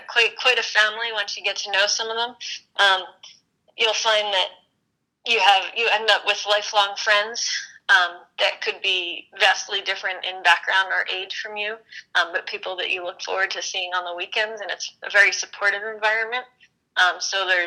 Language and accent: English; Philadelphia, Pennsylvania, United States; moved away as an adult; also born or lived in Worcester, Massachusetts; now in Colorado, United States; I grew up in Philadelphia